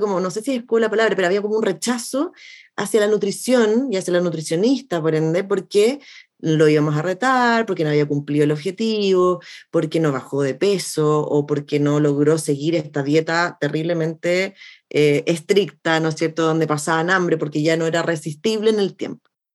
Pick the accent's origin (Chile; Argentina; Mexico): Chile; soy chilena